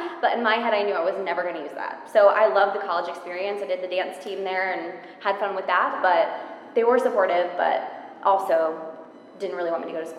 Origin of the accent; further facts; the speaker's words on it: Indiana, United States; moved away as an adult; now in New York, United States; I'm from Indiana